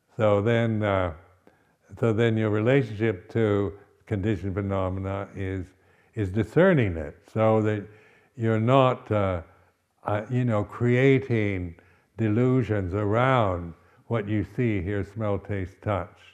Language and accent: English; West Coast of the United States, United States; moved away as an adult; also born or lived in Berkeley, United States / Malaysia / Thailand / India; now in England; I'm from the West Coast of the United States